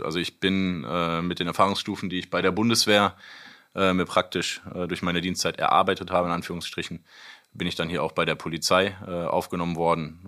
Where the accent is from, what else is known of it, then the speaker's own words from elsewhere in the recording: North Rhine-Westphalia, Germany; also born or lived in Seedorf; wohnhaft, meine Familie und ich immer in NRW